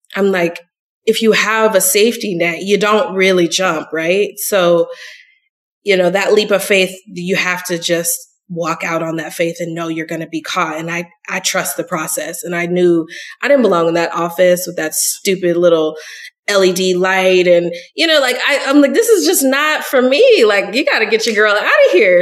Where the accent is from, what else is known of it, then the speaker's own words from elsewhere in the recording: Long Beach, California, United States; moved away as an adult; also born or lived in Sorrento, Italy; now in Atlanta, United States; I grew up in Southern California, which is a complete melting pot